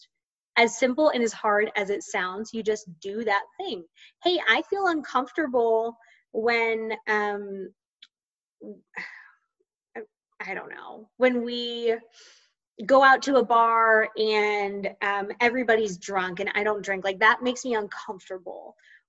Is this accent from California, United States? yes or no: no; Central Florida, United States; I grew up in Central Florida.